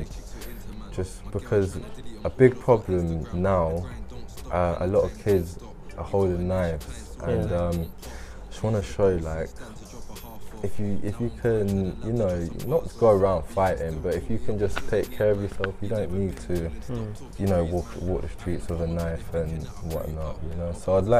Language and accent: English; Peterborough, East of England, United Kingdom; I went to Stanground College and Orton Longville, which is Neame Park Academy now